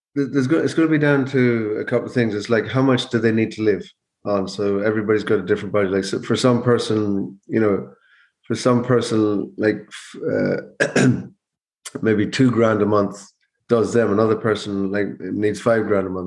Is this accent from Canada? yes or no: no; Mayo, Connacht, Ireland; moved away as an adult; now in Donegal, Ireland; I'm originally from Mayo, but I live in Donegal